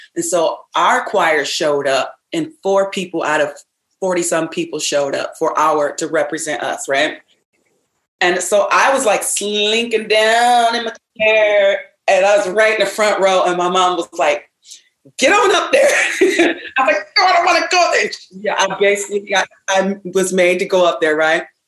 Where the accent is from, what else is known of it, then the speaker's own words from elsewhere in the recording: Ravenna, Michigan, United States; I grew up in Ravenna, Michigan on a farm, so I'm a a country girl